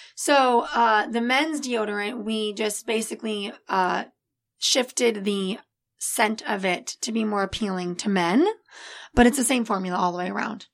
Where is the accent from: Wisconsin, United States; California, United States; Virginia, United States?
California, United States; El Segundo; also born or lived in Florida; I was born in Florida, but I was raised right here in El Segundo